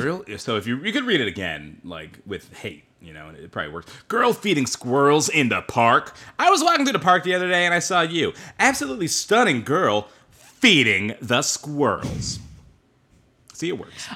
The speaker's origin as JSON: {"language": "English", "town": "Bothell", "region": "Washington", "country": "United States", "said": "I am from Bothell, Washington"}